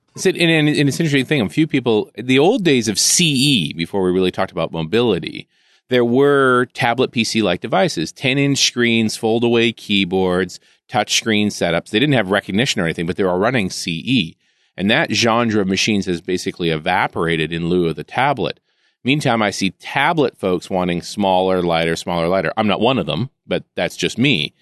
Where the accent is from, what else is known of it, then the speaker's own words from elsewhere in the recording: Vancouver, British Columbia, Canada; I'm from Vancouver